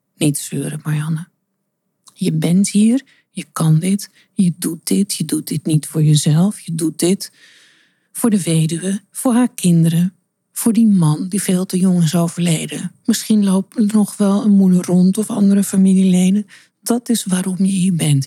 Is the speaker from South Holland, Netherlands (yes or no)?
no; Amsterdam, North Holland, Netherlands; Want Amsterdam is mijn geboortestad en ja, dat zit in mijn bloed.